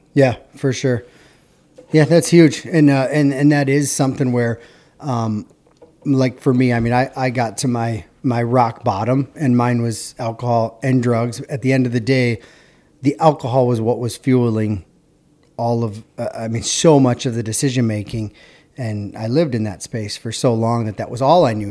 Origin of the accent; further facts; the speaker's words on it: Hudson, Wisconsin, United States; we're from Hudson